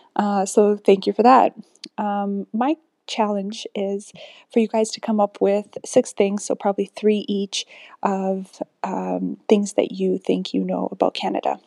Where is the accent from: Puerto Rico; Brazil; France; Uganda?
Uganda; now in Oklahoma, United States; I'm currently in Oklahoma, but I'm from Uganda